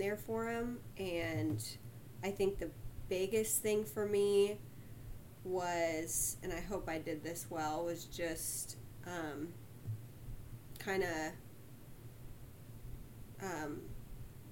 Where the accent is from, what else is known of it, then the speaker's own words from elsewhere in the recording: Sugar Land, Texas, United States; I grew up in Sugarland, Texas